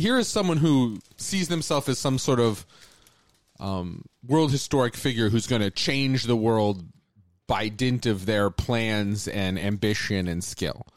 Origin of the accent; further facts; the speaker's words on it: Phoenix, Arizona, United States; So I grew up in the Phoenix area, which is a very different kind of place